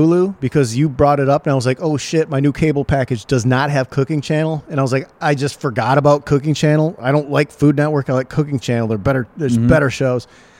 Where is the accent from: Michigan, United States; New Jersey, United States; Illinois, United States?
Michigan, United States; Saginaw; moved away; also born or lived in Echo Park, Los Angeles; my hometown of Saginaw, Michigan.